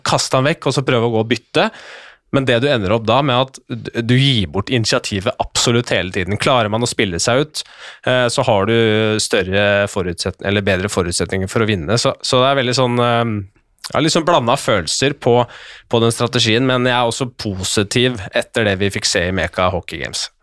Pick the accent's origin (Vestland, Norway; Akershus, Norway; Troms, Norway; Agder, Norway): Akershus, Norway; Skjetten; jeg er fra Skjetten